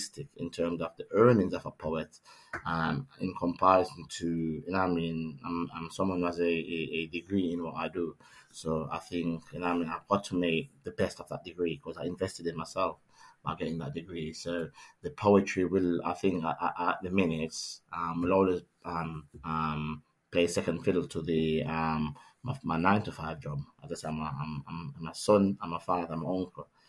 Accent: Kingston, Jamaica; moved away as an adult; now in Nottingham, United Kingdom; I was born and grown in Kingston, Jamaica

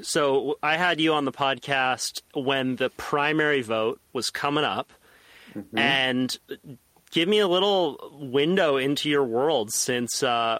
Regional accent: Santa Cruz, California, United States; I was born and raised in Santa Cruz.

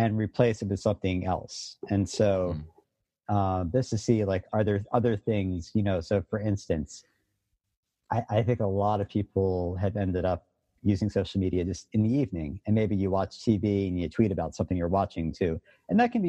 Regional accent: Philadelphia, Pennsylvania, United States; I grew up in Philadelphia when I was a kid in the 80s

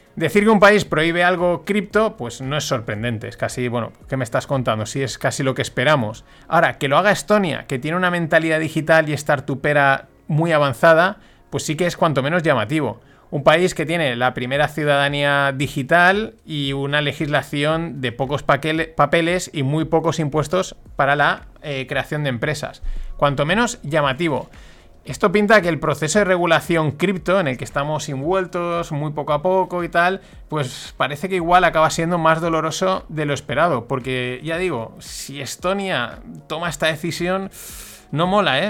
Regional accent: Valencian Community, Spain; yo como valenciano que soy, y ya sabéis que aquí pues la fiesta nos gusta mucho

